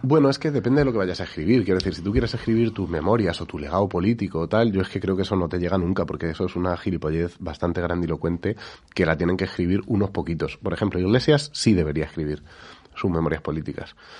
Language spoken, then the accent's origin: Spanish; Spain